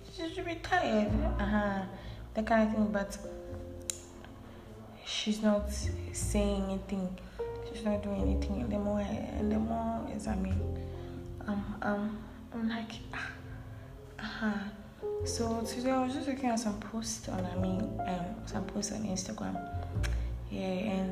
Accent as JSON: {"language": "English", "country": "Ghana", "said": "I'm a Ghanaian."}